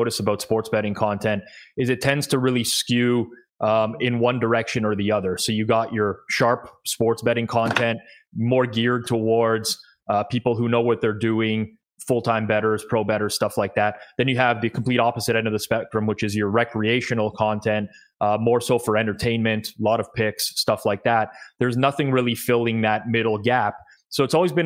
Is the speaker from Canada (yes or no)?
yes; Toronto, Ontario, Canada; I am Canadian, born and raised in Toronto.